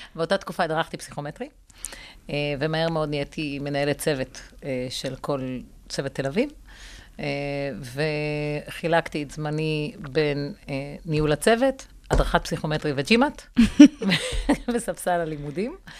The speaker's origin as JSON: {"language": "Hebrew", "town": "Rishon LeZion", "region": "Central District", "country": "Israel", "tie": "born or raised there", "said": "גדלתי בראשון"}